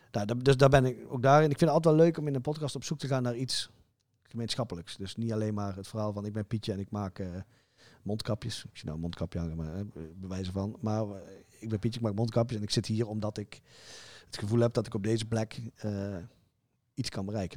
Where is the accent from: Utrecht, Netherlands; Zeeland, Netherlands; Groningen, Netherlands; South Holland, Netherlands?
Zeeland, Netherlands; ik kom uit Zeeland